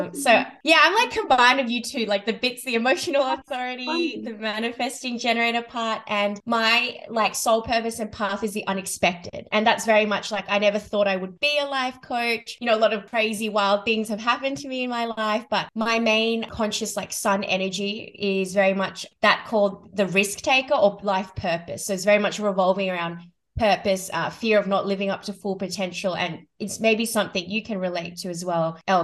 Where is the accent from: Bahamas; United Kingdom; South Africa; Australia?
Australia; Sydney, New South Wales; I was born and based in Sydney, Australia